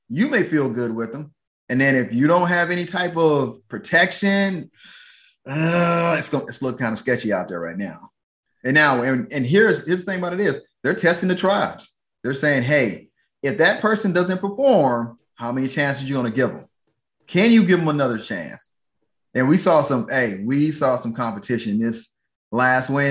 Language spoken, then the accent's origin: English; Atlanta, Georgia, United States; now in Texas, United States; I'm from Atlanta